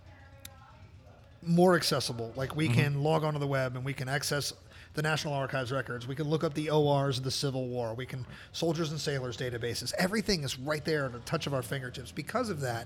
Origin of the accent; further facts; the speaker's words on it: Maryland, United States; where I grew up in Maryland